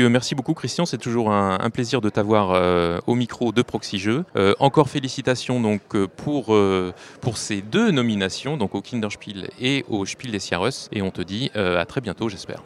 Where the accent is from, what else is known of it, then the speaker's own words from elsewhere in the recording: Stuttgart, Baden-Württemberg, Germany; French is a second language; now in Cologne, Germany; je viens de Stuttgart, euh, je ähm, suis maintenant à Cologne